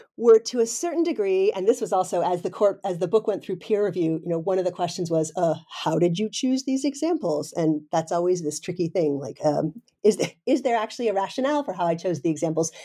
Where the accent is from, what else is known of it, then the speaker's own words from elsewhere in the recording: United States; moved away as an adult; now in Denmark; I'm a professor in Denmark, uh, but I'm originally an American, so I'm sort of one of these transplants